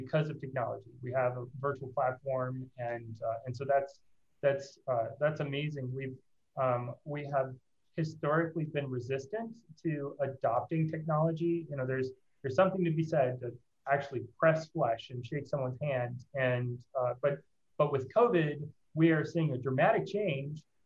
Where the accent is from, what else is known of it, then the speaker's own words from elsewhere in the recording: Nacogdoches, Texas, United States; moved away as an adult; also born or lived in Dallas, Texas; now in Denver, United States; I grew up in Nacogdoches and went to SMU, got a computer science degree and an MBA in finance, both from SMU and Dallas. So I have Texas roots, but I have found a lovely spot here in the amazing slice of the world called Denver, Colorado